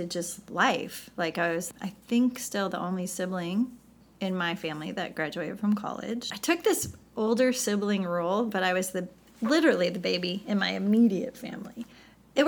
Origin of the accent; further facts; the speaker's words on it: St. Louis, Missouri, United States; moved away as an adult; also born or lived in Chicago, Illinois / California; I grew up in the Midwest, so I'm from St. Louis, Missouri